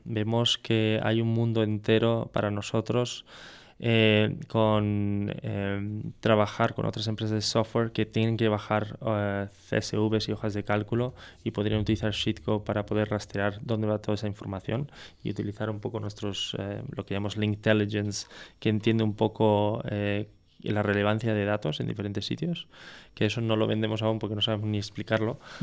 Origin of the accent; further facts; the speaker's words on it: France; now in Spain; siendo francés